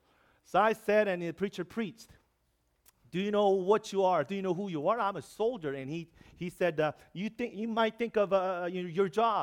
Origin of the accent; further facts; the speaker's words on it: South Korea; English is a second language; moved away as an adult; also born or lived in New York; I'm from Korea.